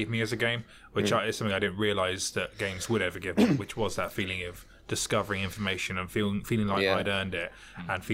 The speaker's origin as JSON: {"language": "English", "town": "Portsmouth", "region": "South East England", "country": "United Kingdom", "said": "I'm from Portsmouth"}